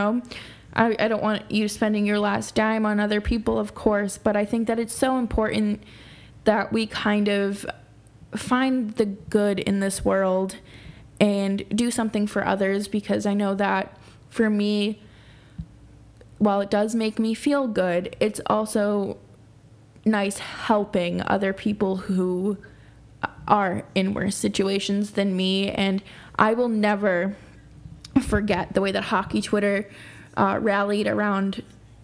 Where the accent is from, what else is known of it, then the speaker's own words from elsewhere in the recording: Boston, Massachusetts, United States; growing up in Boston